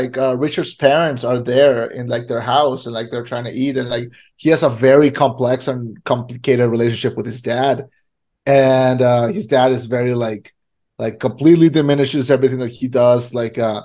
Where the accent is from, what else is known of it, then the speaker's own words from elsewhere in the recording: Mexico; moved away; also born or lived in United States; I grew up in Mexico.